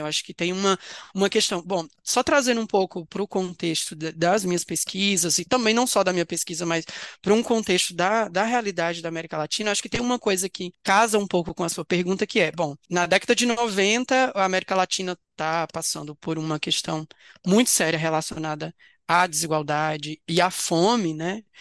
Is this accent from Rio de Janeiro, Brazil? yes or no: no; Vale do Jequitinhonha, Minas Gerais, Brazil; also born or lived in Agreste, Pernambuco; Eu sou nascido em Pernambuco, né, no Agreste de Pernambuco, mas eu me mudei com cinco anos de idade para o interior de Minas Gerais, num, num, numa região que chama conhecida como Vale do Jequitinhonha